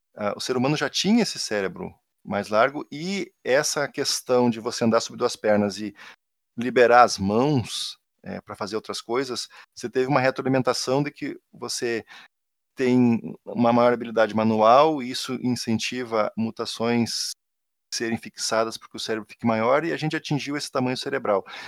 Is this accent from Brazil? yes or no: yes; Rio Grande do Sul, Brazil; accent: gaúcho; moved away; eu não tenho como disfarçar que eu sou gaúcho porque meu sotaque entrega